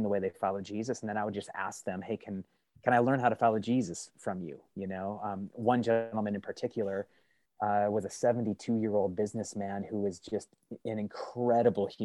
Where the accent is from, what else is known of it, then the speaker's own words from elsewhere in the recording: Midwest, United States; I grew up in the Midwest in dairy farm country, a little tiny rural village kind of packed between cornfields, dairy barns, and a military fort